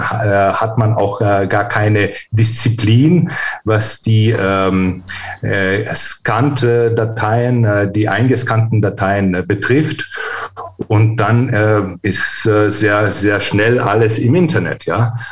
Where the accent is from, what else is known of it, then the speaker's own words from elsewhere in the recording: Greece; also born or lived in Vienna, Austria; Nee, ich bin tatsächlich äh, Österreicher in Wien geboren.